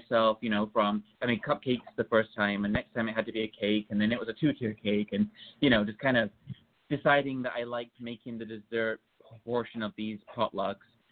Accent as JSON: {"language": "English", "country": "United Kingdom", "tie": "born or raised there", "moved": "yes", "said": "I grew up in just outside of London in England"}